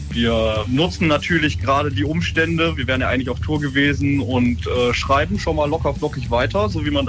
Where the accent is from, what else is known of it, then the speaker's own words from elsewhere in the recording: Düsseldorf, North Rhine-Westphalia, Germany; aber natürlich muss man dazu sagen, ne, als Düsseldorfer, und da kann man sich ja auch nicht vor verstecken.